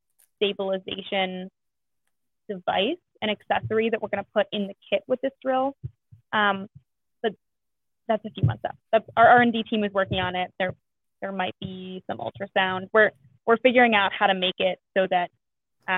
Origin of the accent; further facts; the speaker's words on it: Northern Virginia, United States; moved away as an adult; also born or lived in Chicago; I actually am from Virginia, but not from this area. I'm from Northern Virginia, went to school in Chicago